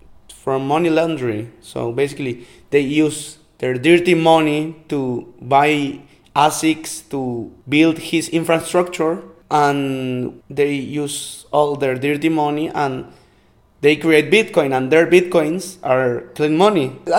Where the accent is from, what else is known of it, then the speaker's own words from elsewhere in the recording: Paraguay; English is a second language; I am from Paraguay.